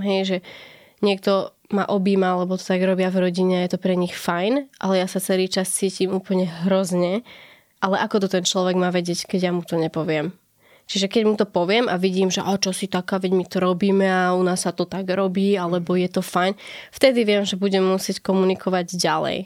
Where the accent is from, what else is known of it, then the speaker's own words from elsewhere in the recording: Brezová pod Bradlom, Trenčín Region, Slovakia; now in Bratislava, Slovakia; pochádzam z Kopanic, som z Brazovej pod Bradlom